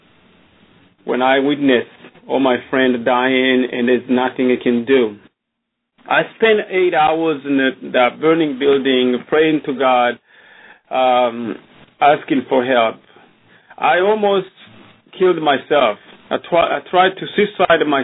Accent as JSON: {"language": "English", "country": "Burundi", "tie": "born or raised there", "moved": "yes", "lives_now": "Austin, United States", "said": "I was born in Burundi, in a small country"}